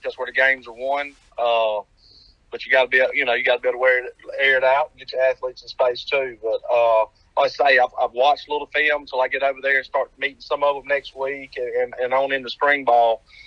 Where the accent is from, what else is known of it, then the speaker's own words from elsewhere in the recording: United States; moved away as an adult; now in Pearl River County, Mississippi, United States; I grew up pretty much on the Mississippi line